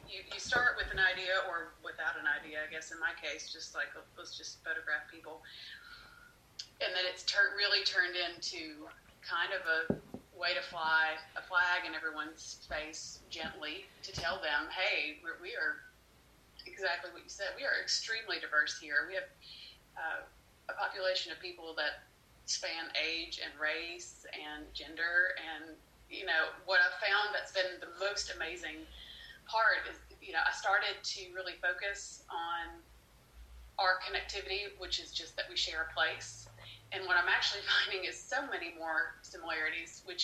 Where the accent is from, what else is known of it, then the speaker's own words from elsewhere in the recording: United States; moved away; I hadn't lived here for about 13 years and moved back in about 2012